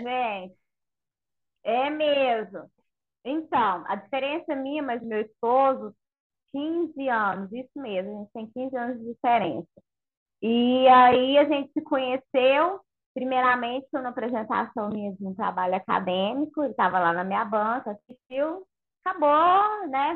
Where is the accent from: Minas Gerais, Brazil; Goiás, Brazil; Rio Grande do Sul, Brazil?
Goiás, Brazil; Goiânia; Goiânia é quente, gente. Eu sou de Goiânia